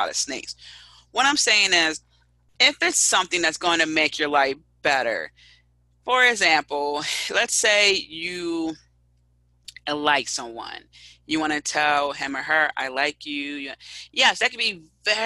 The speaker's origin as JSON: {"language": "English", "town": "Philadelphia", "region": "Pennsylvania", "country": "United States", "tie": "born or raised there", "said": "I'm already from Philadelphia."}